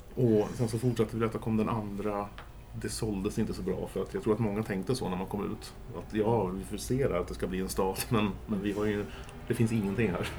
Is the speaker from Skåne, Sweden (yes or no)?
no; Järfälla, Stockholm County, Sweden; när jag växte upp så var vi 0758 här ute, inte 08